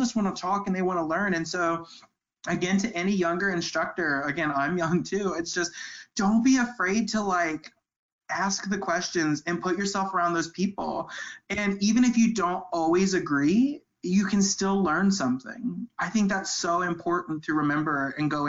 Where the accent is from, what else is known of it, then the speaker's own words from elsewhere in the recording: St. Louis, Missouri, United States; I'm from St. Louis.